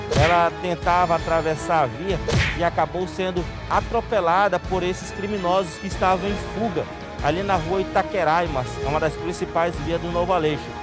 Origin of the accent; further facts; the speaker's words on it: Manaus, Amazonas, Brazil; Ouro Verde ali no meu bairro, onde eu nasci e me criei